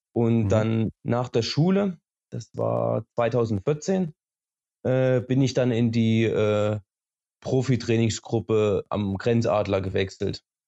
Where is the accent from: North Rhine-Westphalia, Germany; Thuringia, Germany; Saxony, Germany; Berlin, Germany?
Thuringia, Germany; Schleusingen; now in Oberhof, Germany; Gebürtig komme ich aus Schleusing, das liegt eine halbe Stunde entfernt von Oberhof